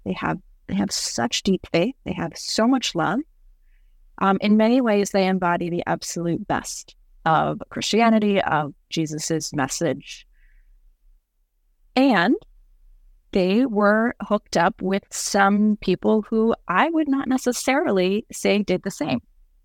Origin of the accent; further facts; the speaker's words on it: Tokyo, Japan; also born or lived in Indianapolis, Indiana; So I'm an MK, a missionary kid. When I was 5, my parents moved our family from Indianapolis, Indiana to Tokyo, Japan.